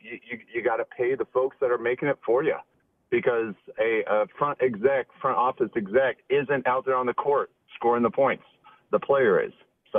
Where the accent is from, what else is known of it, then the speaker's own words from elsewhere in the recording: France; So, anyways, I grew up in France, and I saw some guys play over there.